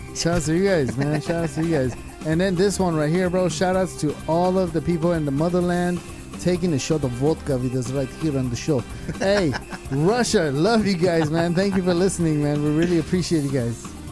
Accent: Germany; moved away; my hometown, Germany, Deutschland

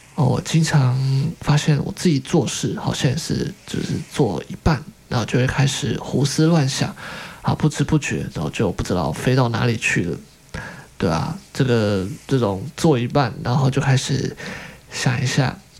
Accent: Taiwan; 我们身在台湾

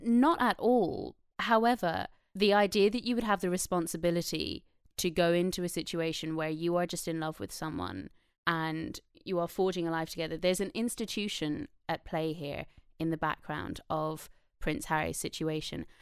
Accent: Ireland; I'm Irish, so I'm from a colonized country.

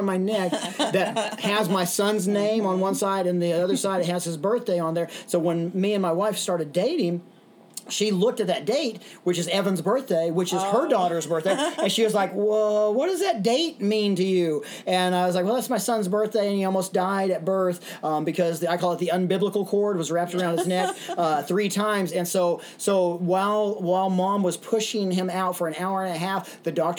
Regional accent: Little Rock, Arkansas, United States; also born or lived in Dallas, Texas / Los Angeles, California; now in Ventura, United States; we moved from Dallas to Little Rock, Arkansas. And in Little Rock, Arkansas, I would be there during the school years and during the summer times back in Los Angeles, San Fernando Valley.

